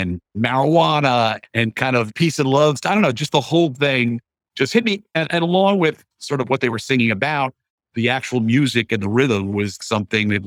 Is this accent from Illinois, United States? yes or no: no; Paterson, New Jersey, United States; We're from Paterson, New Jersey